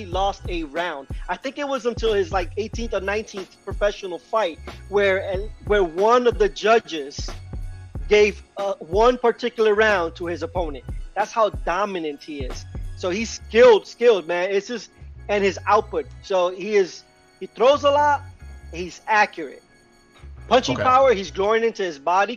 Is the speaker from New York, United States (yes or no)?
yes; New York, United States; also born or lived in Puerto Rico; I was born in Puerto Rico, but I was raised in New York